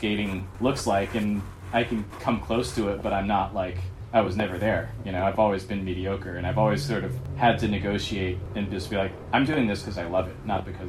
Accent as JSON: {"language": "English", "region": "Texas", "country": "United States", "tie": "born or raised there", "said": "I mean, despite wanting to be a Californian, I grew up in Texas and I was fairly ignorant and sheltered."}